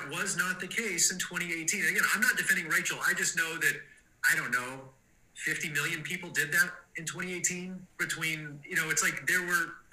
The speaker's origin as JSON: {"language": "English", "region": "Texas", "country": "United States", "tie": "born or raised there", "said": "I grew up in Texas in the 70s"}